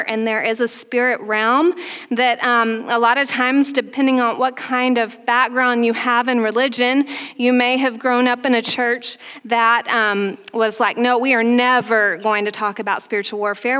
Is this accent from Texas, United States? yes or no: yes; Texas, United States; moved away; I'm from Texas, so saying yins sounds very strange to me. I'm used to saying y'all, and I still say y'all all the time.